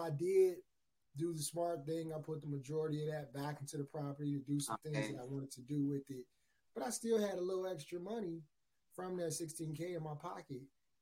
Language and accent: English; Chicago, Illinois, United States; I'm from Chicago, Illinois.